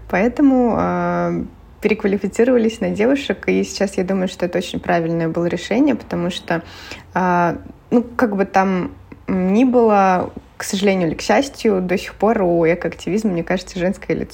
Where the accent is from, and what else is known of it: Penza, Penza Oblast, Russia